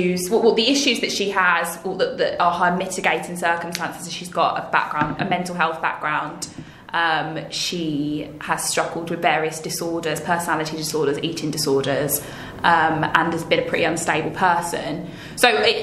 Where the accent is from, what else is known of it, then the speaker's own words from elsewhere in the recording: West Midlands, United Kingdom; also born or lived in Hackney, London; now in London, United Kingdom; I was born in Hackney. I grew up in the West Midlands, and I'm a returning Londoner.